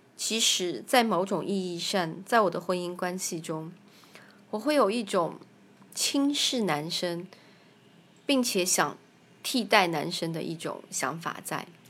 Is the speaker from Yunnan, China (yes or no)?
yes; Kunming, Yunnan, China; 我是来自中国大陆，云南昆明。我有一个七岁的女儿